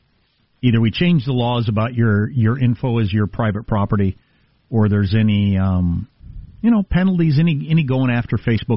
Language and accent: English; New York, United States; Part of being a New Yorker is you have to do that.